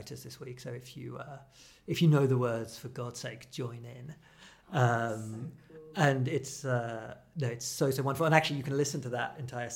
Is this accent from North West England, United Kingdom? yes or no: no; Dorset, South West England, United Kingdom; moved away; I grew up in Dorset